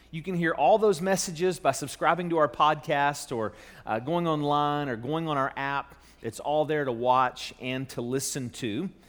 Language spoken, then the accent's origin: English; Charleston, West Virginia, United States; moved away as an adult; also born or lived in Louisville; now back in my hometown in Charleston, West Virginia